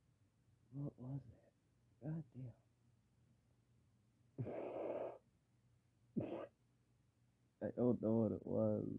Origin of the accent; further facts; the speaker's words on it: Michigan, United States; I live in Michigan. Yeah, I'm from Michigan